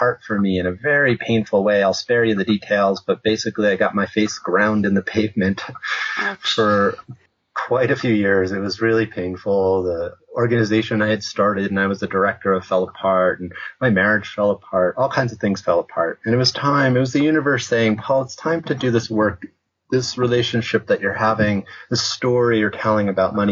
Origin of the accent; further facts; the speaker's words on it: Westchester County, New York, United States; now in Santa Fe, United States; I grew up in Westchester County, the suburbs outside of New York.